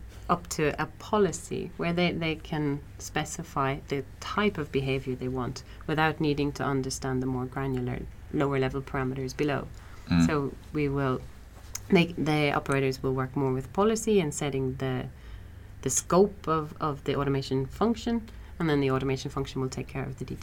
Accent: Ireland

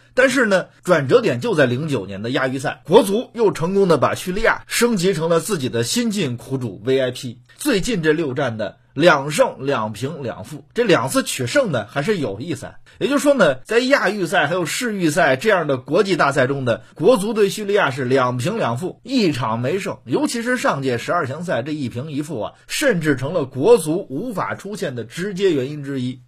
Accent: Hebei, China; 咱们河北人

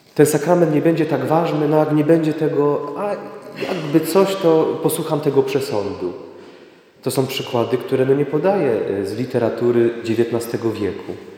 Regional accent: Sławice, Opole Voivodeship, Poland; jestem tu jednym z Was

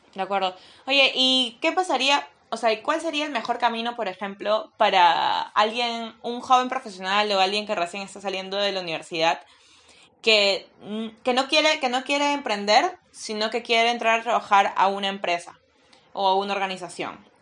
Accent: Peru; soy peruana

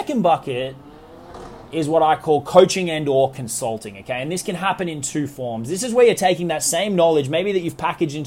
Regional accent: Australia; accent: Australian; moved away as an adult; also born or lived in New York; It took me from Australia, where I'm from, as you can probably tell from my accent, over to living in New York for a couple of years

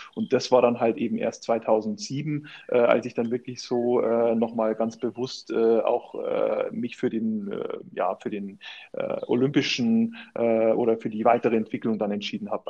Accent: Vilshofen an der Donau, Bavaria, Germany; moved away; in meiner Heimatstadt da in Vilshofen trainiert habe

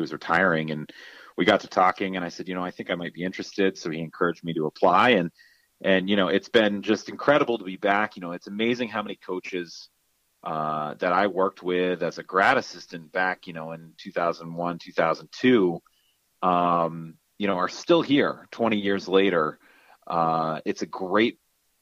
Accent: Canton, New York, United States; I grew up here in Canton, and then I went to St. Lawrence as a townie.

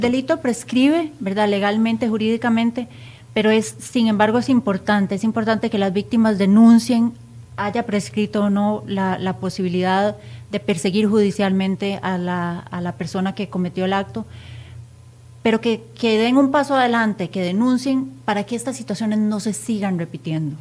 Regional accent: Costa Rica; como costarricenses

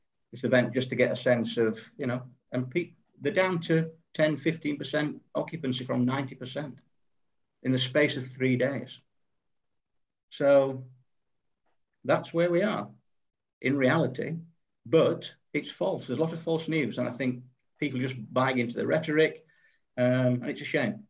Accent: England, United Kingdom; now in South Africa; I am English, living in South Africa.

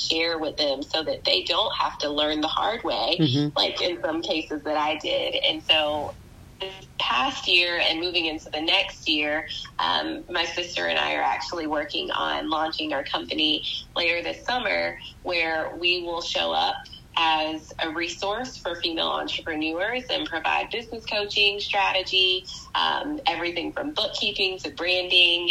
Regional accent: Spartanburg, South Carolina, United States; now in Charleston, United States; I grew up in Spartanburg, South Carolina

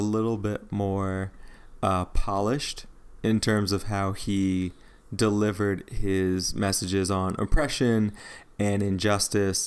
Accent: Midwest, United States; moved away; also born or lived in the South / the Southwest; I grew up in the Midwest

